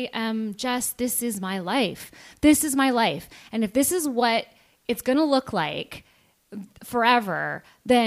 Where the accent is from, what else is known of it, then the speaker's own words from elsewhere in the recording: just outside of Vancouver, BC, British Columbia, Canada; moved away as an adult; also born or lived in California / Los Angeles, United States; I was born in California, but raised in mostly in just outside of Vancouver, BC.